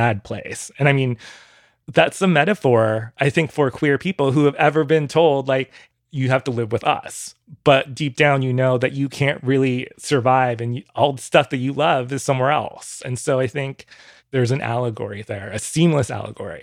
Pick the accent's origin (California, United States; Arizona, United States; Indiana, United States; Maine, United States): California, United States; Orange County; I grew up in Orange County, California, 20 minutes away from Disneyland.